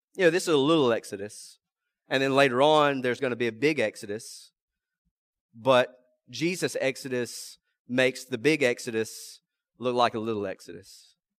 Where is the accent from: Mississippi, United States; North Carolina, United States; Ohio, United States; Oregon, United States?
Mississippi, United States; rural South; also born or lived in Tickfaw, Louisiana; I'm from uh, rural South Mississippi